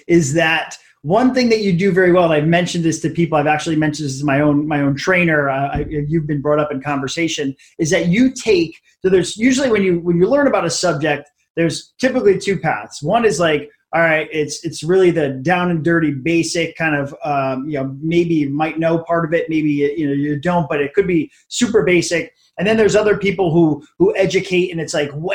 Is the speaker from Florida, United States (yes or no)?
yes; Hollywood, Florida, United States; I'm from Hollywood, so some Florida locals here